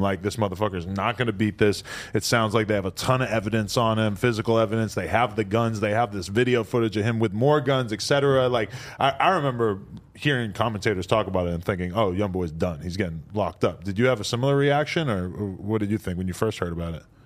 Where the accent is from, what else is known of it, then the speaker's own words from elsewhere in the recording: New England, United States; if you're from New England, like me